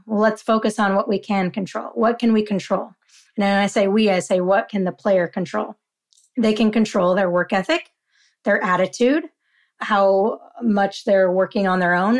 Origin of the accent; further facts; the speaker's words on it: Utah, United States; now in California, United States; Growing up in Utah